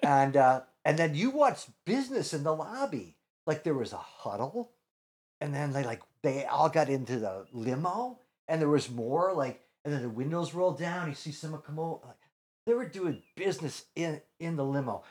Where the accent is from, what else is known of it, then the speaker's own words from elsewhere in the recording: Chicago, Illinois, United States; moved away; also born or lived in New York; I grew up in Chicago, I'm a Second City kid